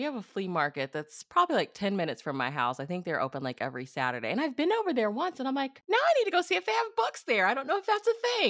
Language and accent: English; Missouri, United States; moved away; I think actually my hometown back in Missouri now